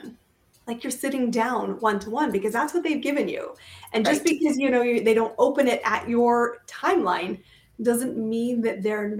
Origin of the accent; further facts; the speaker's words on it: Canada; I am a Canadian